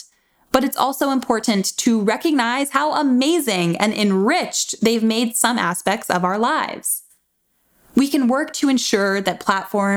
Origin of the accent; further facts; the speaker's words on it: Tallahassee, Florida, United States; moved away; where I grew up in Tallahassee, Florida.